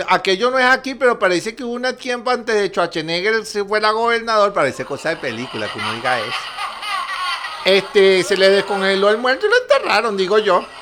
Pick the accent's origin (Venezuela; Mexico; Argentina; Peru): Venezuela; la felicidad es mi espada y mi alegría mi escudo, y eso somos los venezolanos.